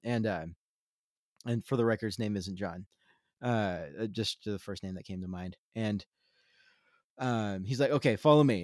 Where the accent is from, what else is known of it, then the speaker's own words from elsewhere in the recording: Central Coast, California, United States; I grew up in Central Coast, California